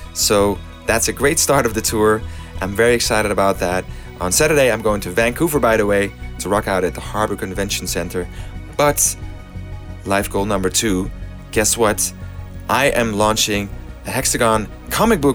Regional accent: Amsterdam, North Holland, Netherlands; Amsterdam, in my hometown

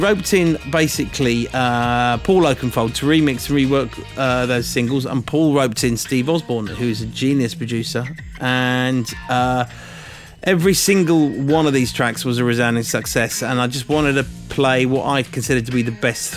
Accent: England, United Kingdom; I'm from England

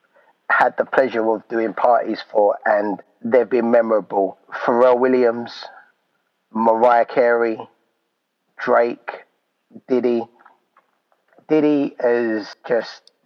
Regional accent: London, United Kingdom; my hometown of London

